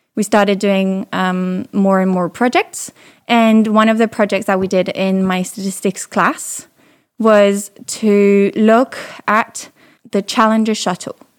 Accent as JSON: {"language": "English", "town": "Paris", "region": "Île-de-France", "country": "France", "tie": "born or raised there", "also_born_or_lived": "London", "accent": "slight British", "second_language": "English", "moved": "as an adult", "said": "I'm originally French. I grew up in Paris and I was um, in high school in Paris"}